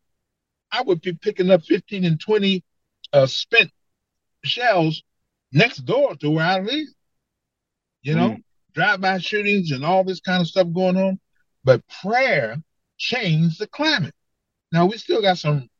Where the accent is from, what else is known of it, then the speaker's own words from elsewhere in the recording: Detroit, Michigan, United States; I grew up in Detroit